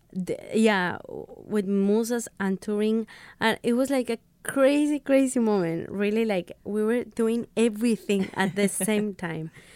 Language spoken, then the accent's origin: English; Mexico; English is a second language; I come from Mexico